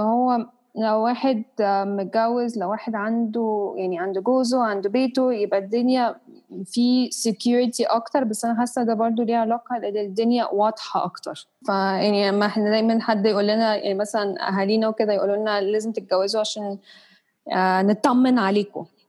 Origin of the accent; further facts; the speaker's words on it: Egypt; وأنا مصرية، بس عندي عرق إنجليزي